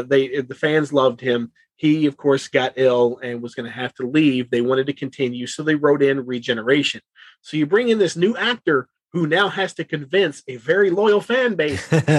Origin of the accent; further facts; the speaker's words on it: Kentucky, United States; where I grew up in Kentucky, we really didn't get, you know, anything.